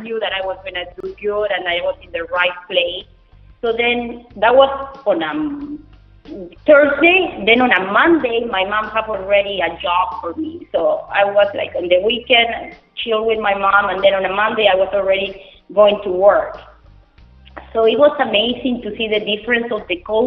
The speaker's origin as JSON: {"language": "English", "town": "Bogota", "region": "Bogotá Capital District", "country": "Colombia", "tie": "born or raised there", "second_language": "English", "moved": "as an adult", "lives_now": "Miami, United States", "said": "So we grew up with like a high medium class for Colombia in Bogota"}